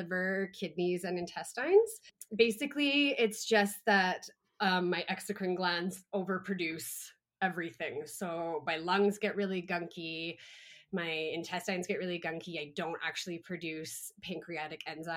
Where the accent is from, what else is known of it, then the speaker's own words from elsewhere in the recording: Calgary, Alberta, Canada; I was born and raised in Calgary in Canada